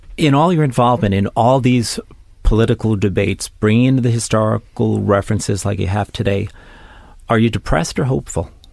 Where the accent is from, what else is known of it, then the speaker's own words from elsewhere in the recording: New York City, New York, United States; a native New Yorker, someone who was born and raised in New York City